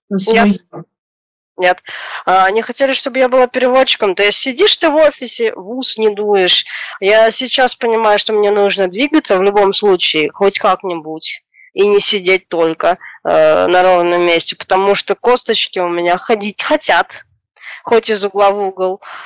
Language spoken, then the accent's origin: Russian; Chișinău, Moldova; moved away as an adult; now in Moscow, Russia; я родилась, э, в СССР. А, в одной из страны бывших СССР, Республика Молдова, город Кишинев. Сейчас живу в России, уже семь лет живу в Москве.